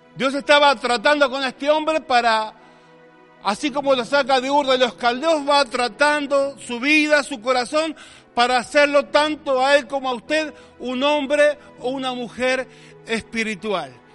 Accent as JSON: {"language": "Spanish", "country": "Argentina"}